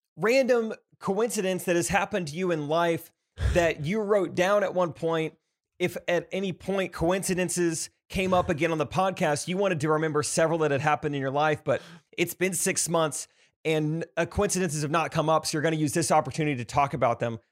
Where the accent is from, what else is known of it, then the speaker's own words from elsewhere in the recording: Stratford, Missouri, United States; I'm from Stratford